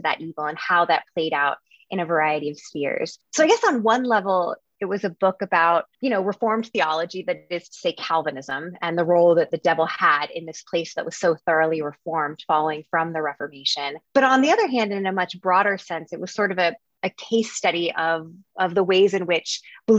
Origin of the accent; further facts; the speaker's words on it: Dallas, Texas, United States; I'm from Texas, grew up in Dallas